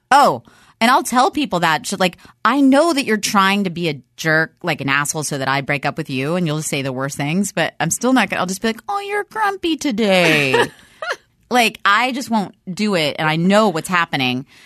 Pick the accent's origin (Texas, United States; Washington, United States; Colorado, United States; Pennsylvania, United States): Texas, United States; Dallas; moved away; I'm from Dallas originally